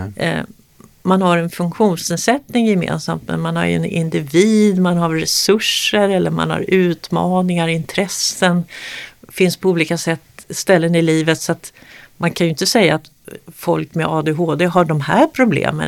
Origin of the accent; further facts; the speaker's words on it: Sweden; precis bredvid där jag växte upp, Solbergagården